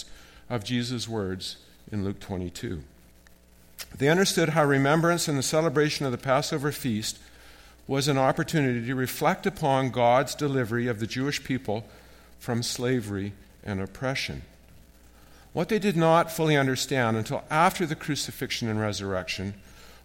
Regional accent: Canada; As a Canadian

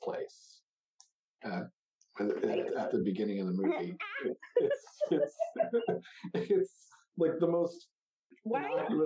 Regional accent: Maryland outside of Baltimore, United States; I grew up in Maryland outside of Baltimore

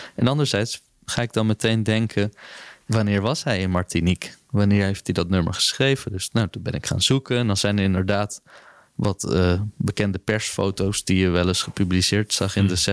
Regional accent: Netherlands; als Nederlanders

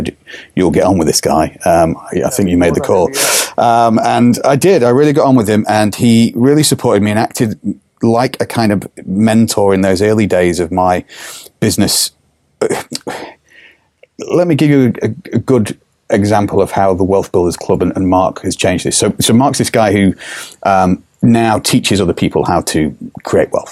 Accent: England, United Kingdom; We are English. I am English at the end of the day

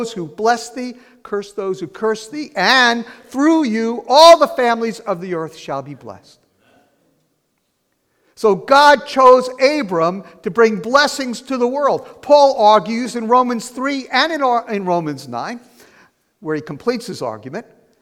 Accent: New Jersey, United States; also born or lived in California; when I came back from California, where I got saved, to New Jersey and started sharing the gospel with people

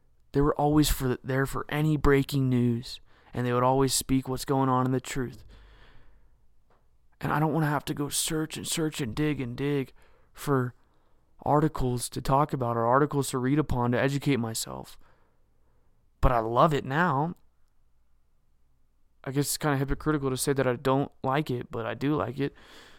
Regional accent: United States; we deserve the truth as the American people.

